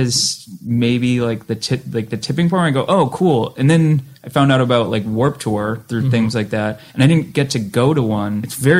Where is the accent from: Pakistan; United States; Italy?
United States; Massachusetts; one thing I remember from growing up in Western Mass where just shows were very eclectic